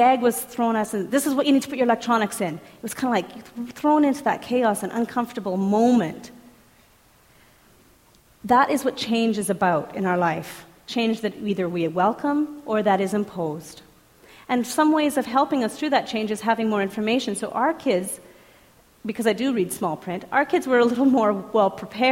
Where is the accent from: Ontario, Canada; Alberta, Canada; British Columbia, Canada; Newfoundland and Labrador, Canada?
Alberta, Canada; Edmonton; I'm from Edmonton